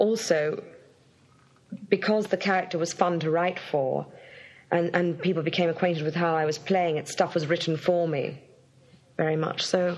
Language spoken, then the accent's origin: English; Brisbane, Queensland, Australia; moved away; where I grew up in Brisbane